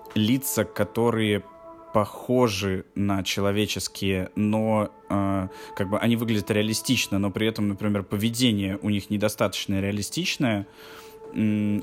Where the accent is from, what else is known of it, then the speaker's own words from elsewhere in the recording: Russia; Здесь я выступаю из России